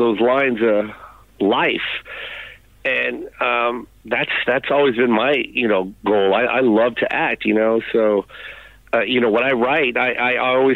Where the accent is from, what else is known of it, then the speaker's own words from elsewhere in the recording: Tacoma, Washington, United States; moved away as an adult; also born or lived in Los Angeles; I was from Tacoma, Washington